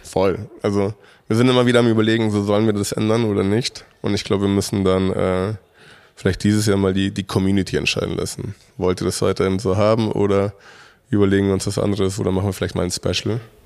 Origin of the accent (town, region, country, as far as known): Mexico; now in Munich, Germany